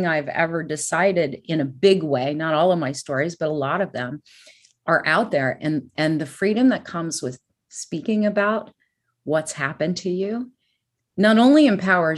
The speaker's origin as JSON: {"language": "English", "region": "California", "country": "United States", "tie": "born or raised there", "said": "growing up in California, it's a melting pot"}